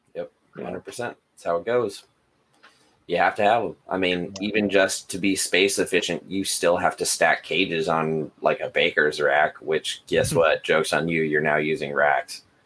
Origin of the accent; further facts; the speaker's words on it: United States; I'm American